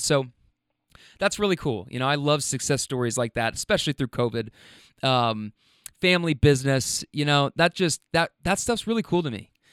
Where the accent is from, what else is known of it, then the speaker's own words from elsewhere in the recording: Kentucky, United States; I'm from Kentucky.